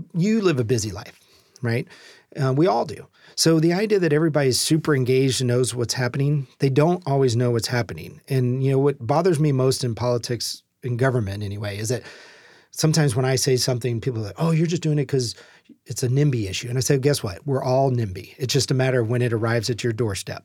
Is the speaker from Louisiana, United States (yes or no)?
yes; Louisiana, United States; moved away as an adult; now in Tacoma, United States; I can cook gumbo because I'm from Louisiana